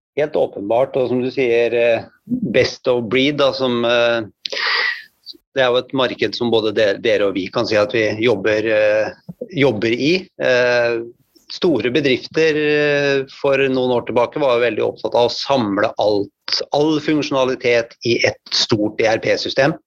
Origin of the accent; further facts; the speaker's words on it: Hvaler, Østfold, Norway; now in Fredrikstad, Norway; Så jeg kommer fra Hvaler og bor i Fredrikstad.